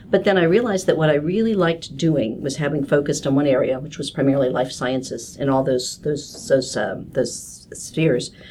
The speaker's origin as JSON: {"language": "English", "region": "Kansas", "country": "United States", "said": "But I come from Kansas, which even though it's a much bigger state geographically, it's also the same kind of you know small networking state"}